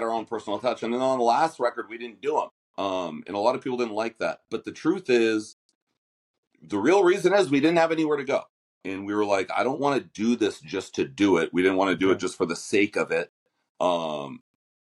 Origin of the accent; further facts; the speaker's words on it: Los Angeles, California, United States; moved away as an adult; now in Nashville, United States; I grew up in LA, real